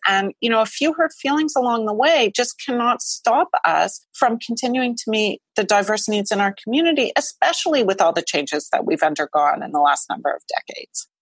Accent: Montreal, Quebec, Canada; the Jewish community, which is where I grew up in Montreal.

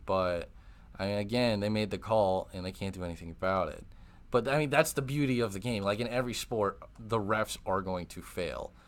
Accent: Wisconsin, United States; moved away; also born or lived in Texas; I'm from Wisconsin

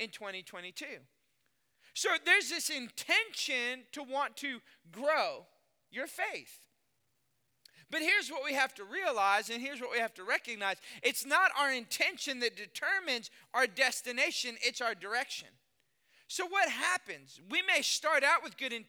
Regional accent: Austin, Texas, United States; moved away as an adult; also born or lived in Lafayette, Louisiana / Dallas-Fort Worth, Texas; I was born and raised in Texas, Austin, Texas

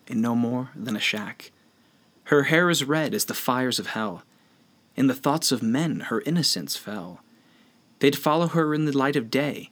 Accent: Missouri, United States; I'm from Missouri.

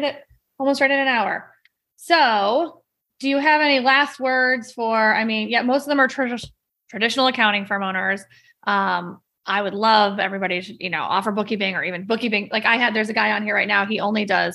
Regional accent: Massachusetts, United States; also born or lived in Florida; now in Vero Beach, United States; We're from Massachusetts. I was born in Florida though

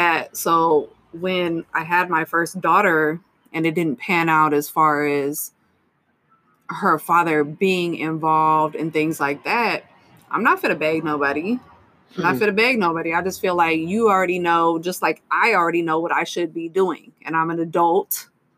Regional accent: Stockton, California, United States; I was raised on Waterloo Road on the east side

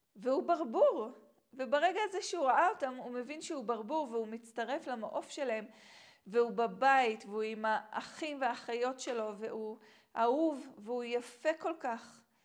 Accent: Israel; moved away; also born or lived in Tanzania; גדלתי כאן בארץ

